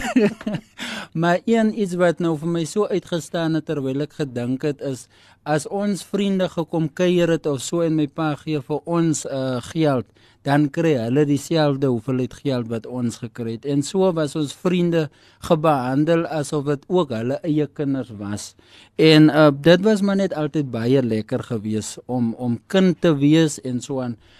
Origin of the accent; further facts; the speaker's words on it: Kenhardt, Northern Cape, South Africa; ek is van Kenard, dit is waar ek groot geword